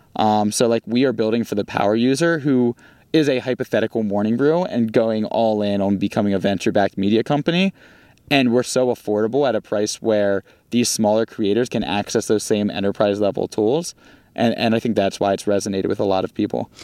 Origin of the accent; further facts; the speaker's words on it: Baltimore, Maryland, United States; accent: Baltimore; moved away as an adult; now in Los Angeles, United States; my Baltimore accent